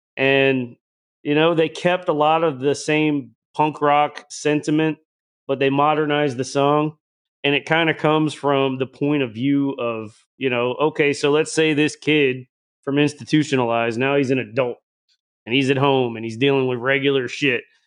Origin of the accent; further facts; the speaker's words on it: the South, United States; I grew up in the South